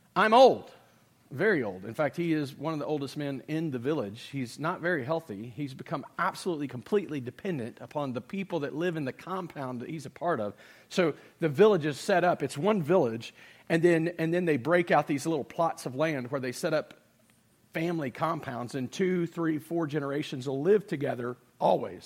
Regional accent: United States; in America, I'm a citizen

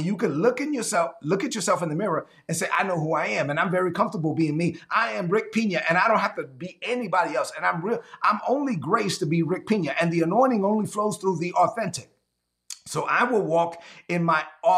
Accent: New York City, New York, United States; When I was growing up in Brooklyn, there were a lot of people around me. This was in the 70s and 80s.

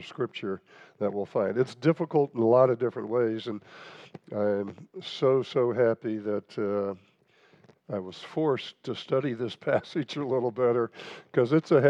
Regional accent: Nebraska, United States; I grew up in Nebraska

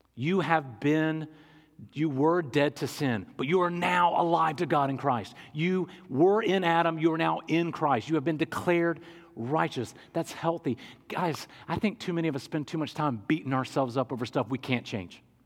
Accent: England, United Kingdom; I'm an English guy

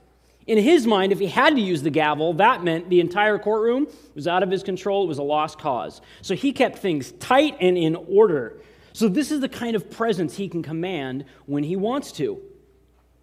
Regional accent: Eatonville, Washington, United States; moved away; also born or lived in San Diego, California; I'm originally from Eatonville, Washington, but we came here from San Diego

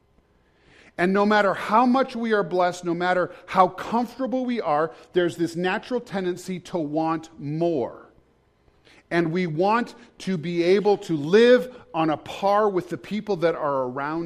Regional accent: United States; as an American I live with every day

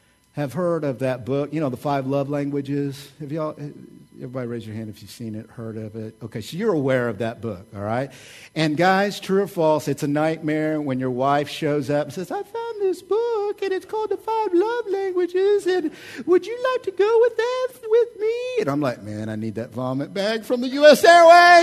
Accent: Oklahoma, United States; I'm from Oklahoma.

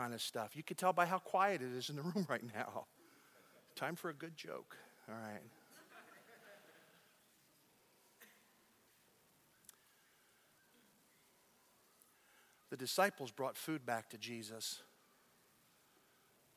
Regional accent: United States; now in Dallas, United States; I'm as American can be

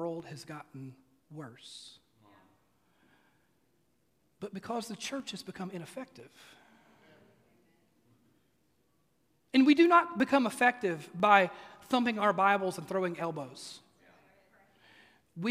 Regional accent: Mississippi, United States; also born or lived in East Tennessee; now in Oak Ridge, United States; I grew up in Mississippi, and while we do occasionally have rough weather over here in East Tennessee

